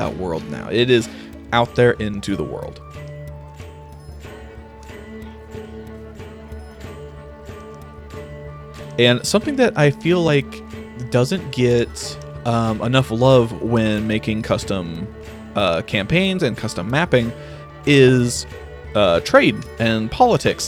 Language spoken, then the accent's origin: English; Missouri, United States; I'm from Missouri, we had a lot of riverboats